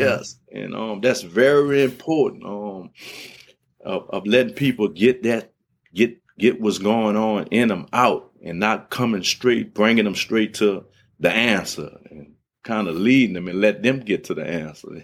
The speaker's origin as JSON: {"language": "English", "town": "New Orleans", "region": "Louisiana", "country": "United States", "tie": "born or raised there", "said": "growing up in New Orleans, um, we, we, we moved from the seven ward to the eight ward"}